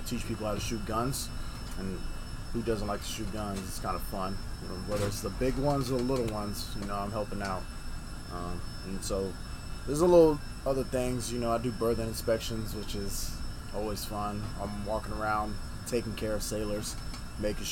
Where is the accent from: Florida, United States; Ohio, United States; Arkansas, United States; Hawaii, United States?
Hawaii, United States; moved away as an adult; Growing up in Hawaii, you hardly ever hear about, you know, guns, gun violence.